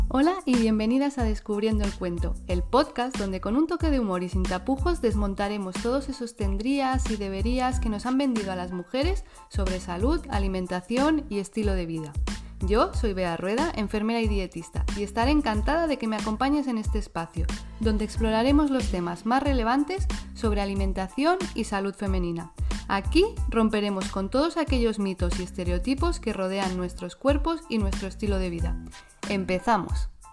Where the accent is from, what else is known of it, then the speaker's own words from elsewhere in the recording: Andorra; como tú y yo somos eh, de Andorra